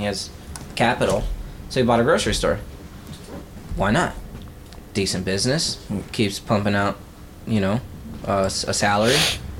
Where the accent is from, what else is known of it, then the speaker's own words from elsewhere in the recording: Texas, United States; And I'm from Texas, so, and, you know, and I'm Tex-Mex, I guess